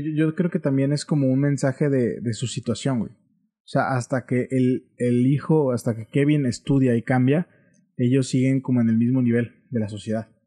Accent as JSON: {"language": "Spanish", "country": "Mexico", "said": "como buen mexicano"}